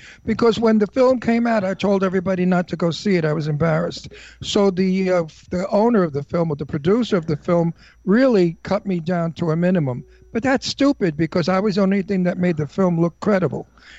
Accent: Brooklyn, New York, United States; accent: Brooklyn; my accent was absolutely what is known as antique Brooklyn. Not Brooklyn accent of today.

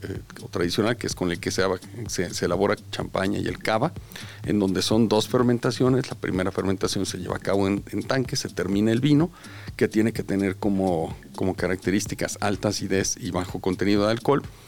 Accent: Los Altos de Jalisco, Mexico; la tierra de donde somos originarios, tanto la familia de mi esposa como mi familia

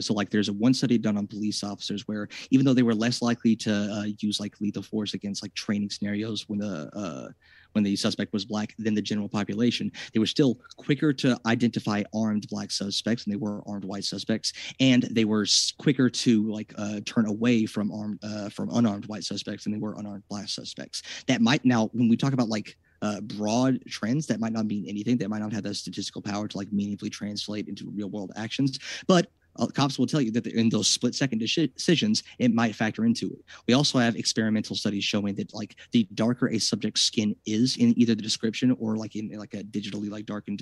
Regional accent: United States; as an American

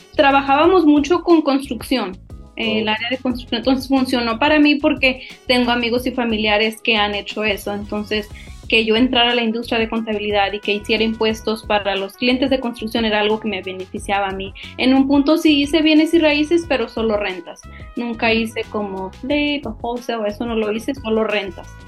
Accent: Mexico; now in San Antonio, United States; soy mexicana, tengo varios tiempos viviendo aquí en la ciudad de San Antonio

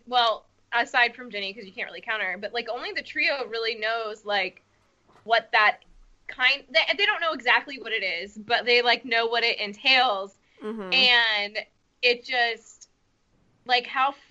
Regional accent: United States; Sorry, I'm American.

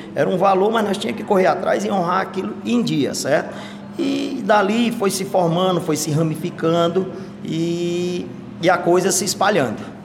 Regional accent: Crateús, Ceará, Brazil; na minha infância, lá em Crateús, na localidade chamada Vitor, Fazenda Vitor, lá do meu pai, é, eu cheguei lá na idade de sete anos

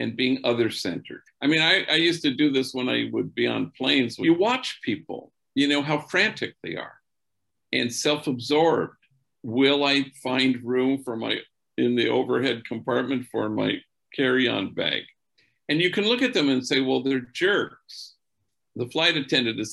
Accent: Los Angeles, California, United States; growing up in Los Angeles

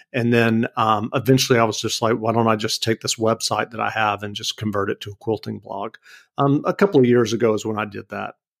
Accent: Macon, Georgia, United States; moved away as an adult; also born or lived in New York City; now in Northampton, United States; I grew up in Macon, Georgia, and the joke is that I keep moving further and further north

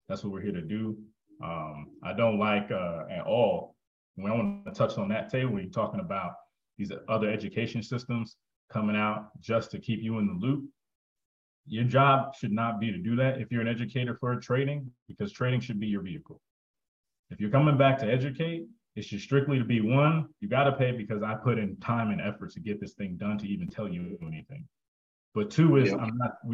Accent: New Jersey, United States; I'm from Jersey

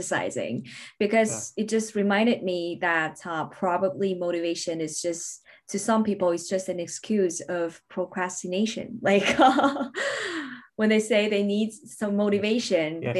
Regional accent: Beijing, China; moved away as an adult; also born or lived in Newcastle, United Kingdom / London, United Kingdom; I relocated to Beijing, which means basically my hometown

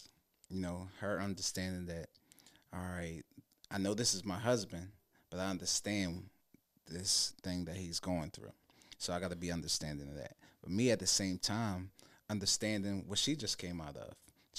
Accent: Philadelphia, Pennsylvania, United States; now in New Jersey, United States; So I'm a Philadelphian, born and raised West Philly city. But I live suburban in New Jersey now.

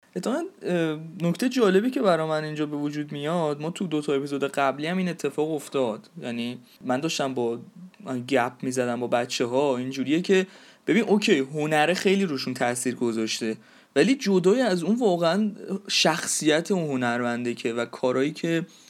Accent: Iran

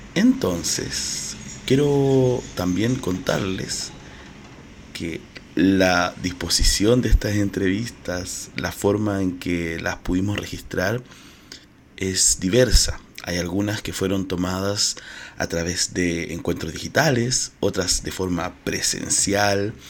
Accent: Chile; Soy chileno, marica y mediador cultural

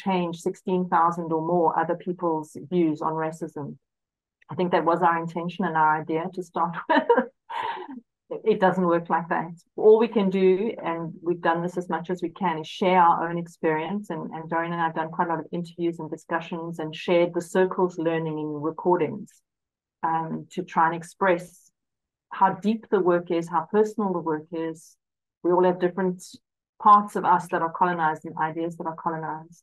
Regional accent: South Africa; I'm South African and I was educated during the apartheid era

